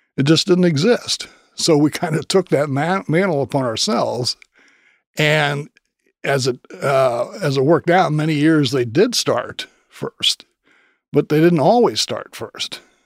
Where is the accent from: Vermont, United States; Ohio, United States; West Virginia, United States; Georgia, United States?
Ohio, United States; Dayton; I was growing up in Dayton